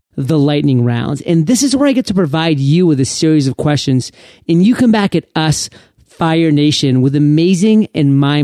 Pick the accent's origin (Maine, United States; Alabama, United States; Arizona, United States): Maine, United States; I'm from Maine, Aaron, so I know all of these, like, seafood.